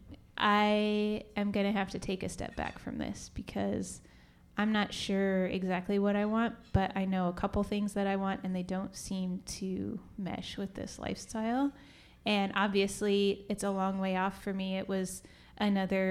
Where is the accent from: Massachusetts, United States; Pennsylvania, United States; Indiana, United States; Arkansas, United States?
Indiana, United States; Indianapolis; I grew up in Indianapolis